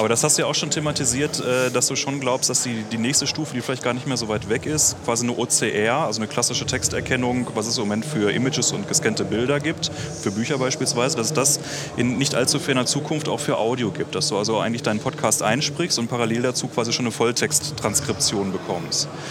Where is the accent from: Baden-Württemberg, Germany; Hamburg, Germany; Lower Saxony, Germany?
Lower Saxony, Germany; Göttingen; wir kommen halt alle aus Göttingen